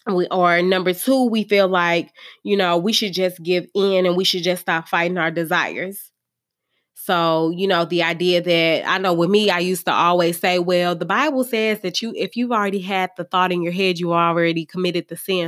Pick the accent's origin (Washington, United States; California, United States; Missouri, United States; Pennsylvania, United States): Missouri, United States; St. Louis; I'm from Saint Louis